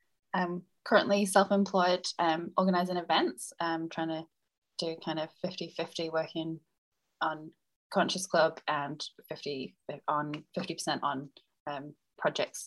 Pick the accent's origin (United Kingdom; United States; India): United Kingdom; accent: British; now in New Zealand; my dad played rugby league in the UK, and that's why I was born over there. And I've been here actually for 10 years tomorrow.